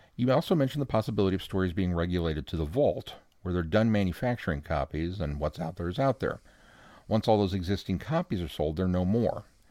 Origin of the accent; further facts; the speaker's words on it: Midwest, United States; accent: Midwestern; my Midwestern accent